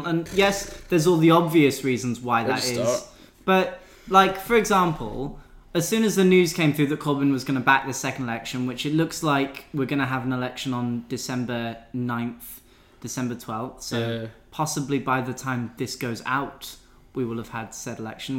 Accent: Scotland, United Kingdom; as a Scot, well, as someone who's going to be voting in a Scottish constituency

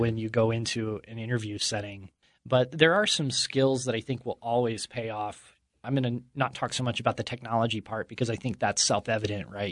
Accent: Utah, United States; I grew up here in Utah in the shadow of the word perfect buildings

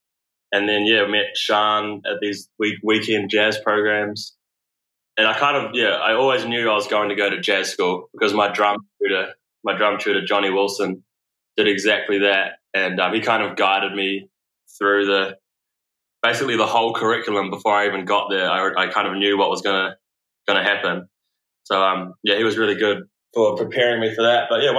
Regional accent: Wellington, New Zealand; I grew up in Wellington.

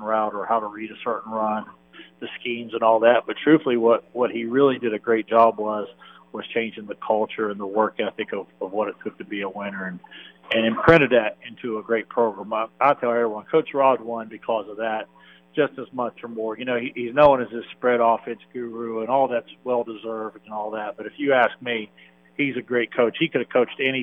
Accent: Shinnston, West Virginia, United States; moved away as an adult; also born or lived in Northern Michigan / California, Pennsylvania; I'm from Shenstone, West Virginia, the Clarksburg-Bridgeport area there. Born and raised there, played high school ball at Lincoln

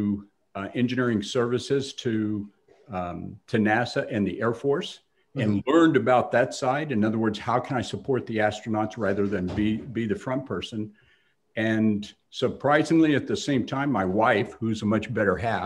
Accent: Texas, United States; I grew up in Texas

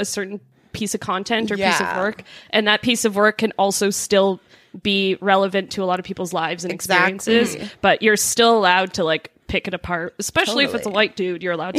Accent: Greater Toronto Area suburbs, Ontario, Canada; now in Toronto, Canada; The suburbs of, in the greater Toronto area. I went to actually my hometown that I grew up in.

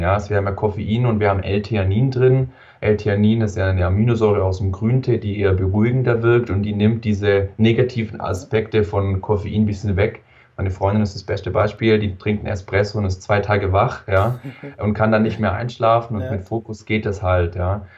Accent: Wangen im Allgäu, Baden-Württemberg, Germany; komme aus dem wunderschönen Wangen im Allgäu, ganz unten in, im Süden von Deutschland

